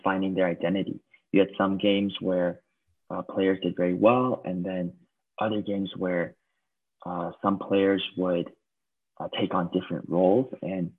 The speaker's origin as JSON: {"language": "English", "country": "United States", "tie": "born or raised there", "moved": "as an adult", "lives_now": "Taiwan", "said": "growing up in the States"}